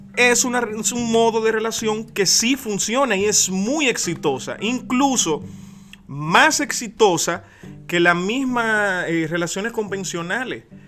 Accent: Dominican Republic; como muchos dominicanos decimos

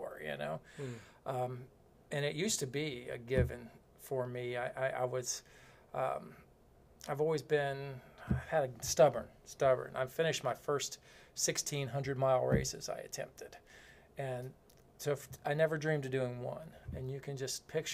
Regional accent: Florida, United States; I'm from Florida

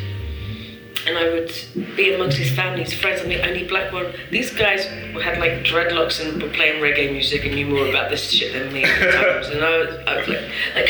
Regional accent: London, United Kingdom; now in Paris, France; I was born in London and I come here

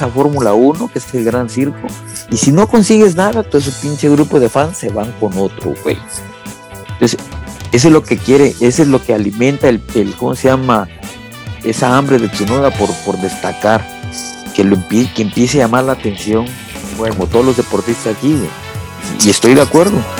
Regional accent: Mexico

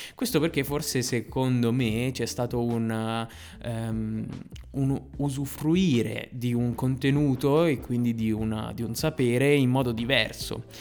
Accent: Novara, Piedmont, Italy; io provengo, provengo da Novara

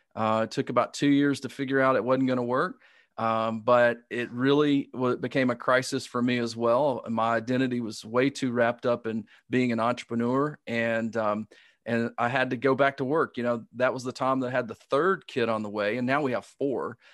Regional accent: Alabama, United States; accent: Southern; I grew up in Alabama

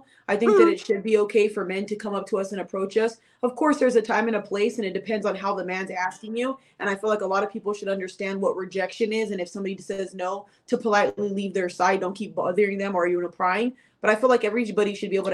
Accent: Los Angeles, California, United States; I'm from Los Angeles, California

